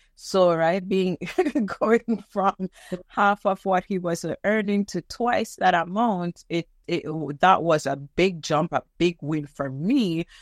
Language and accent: English; Jamaica; moved away as an adult; now in Canada; I am Jamaican, and one day I went to University of the West Indies, which is a school that I was attending at the time